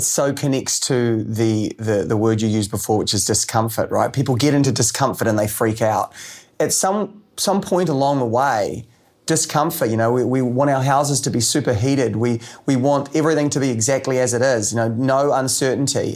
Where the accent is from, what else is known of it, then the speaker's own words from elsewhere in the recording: New Zealand; as a Kiwi